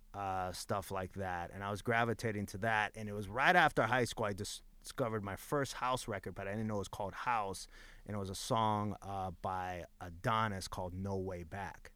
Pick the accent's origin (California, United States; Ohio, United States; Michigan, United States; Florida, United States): California, United States; Los Angeles; At the time that I grew up in East LA, like in my high school alone, there was 50 DJs